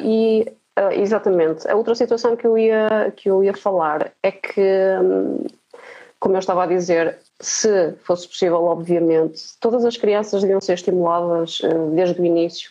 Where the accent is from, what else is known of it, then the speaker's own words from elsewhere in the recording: Marco de Canaveses, Porto District, Portugal; eu nasci no Marco de Canaveses